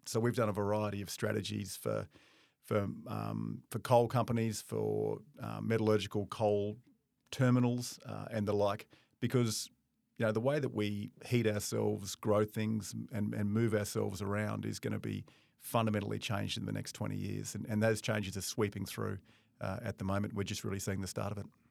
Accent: Darwin, Northern Territory, Australia; moved away; I'm from Darwin originally

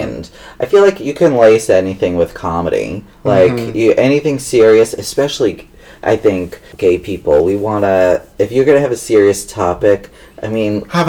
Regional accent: Long Island, New York, United States; Long Island, New York.

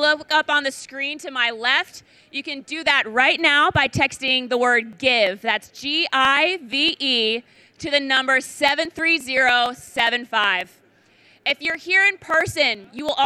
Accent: Connecticut, United States; from Connecticut, my home state

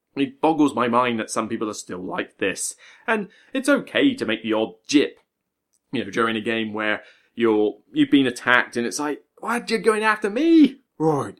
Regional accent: West Country, South West England, United Kingdom; also born or lived in Portsmouth; now in Hampshire, United Kingdom; I'm from the West Country. I do miss it

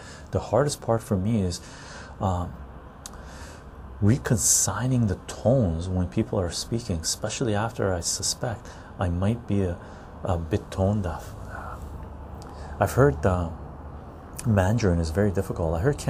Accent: Tehran, Tehran Province, Iran; born there; I was born in Tehran.

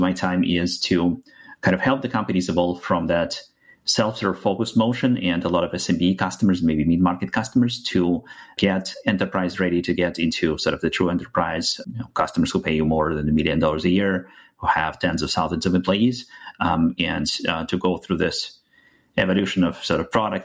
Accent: Russia; English is a second language; moved away as an adult; now in United States; As you can hear from my accent, I'm from outside of the US, moved to the US about 10 years ago. Before that, was born and raised in Russia

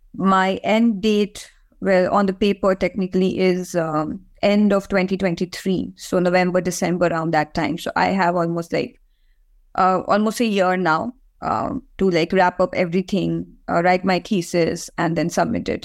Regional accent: India; now in Ireland; I come from India, so I, I know a lot more about that region than any other part of the world.

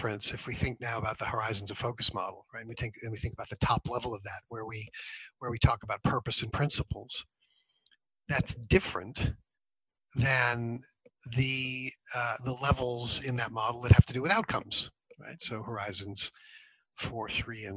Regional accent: United States; moved away; I grew up in the States

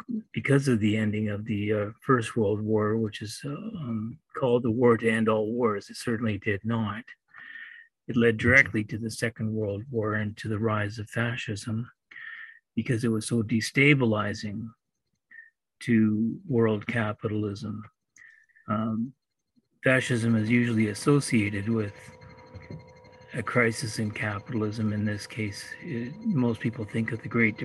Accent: Edmonton, Alberta, Canada; born and raised in Edmonton

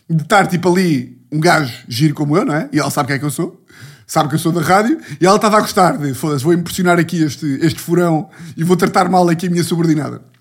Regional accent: Ribatejo, Portugal; Calma que eu sou do Ribatejo, caralho. Estou aqui louco de sotaques.

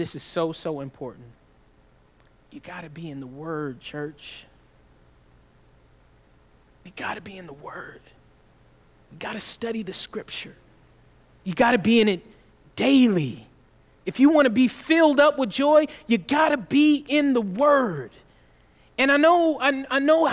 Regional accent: the South, United States; I'm from the South

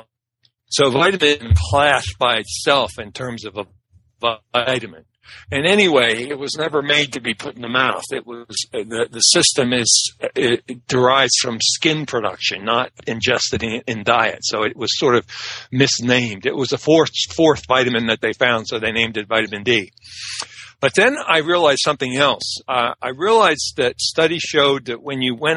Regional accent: Annapolis, Maryland, United States; also born or lived in Washington, D.C. / Jessup, Maryland; I grew up in Jessup, Maryland, and then Annapolis, Maryland.

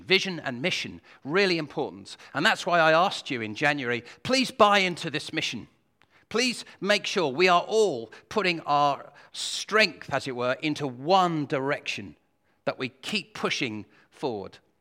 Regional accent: United Kingdom; we're British

